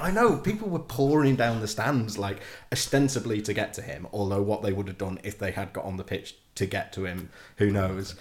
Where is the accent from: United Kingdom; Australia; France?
United Kingdom; Warrington, North West England; moved away as an adult; also born or lived in Leeds; now in Yorkshire, United Kingdom; growing up in Warrington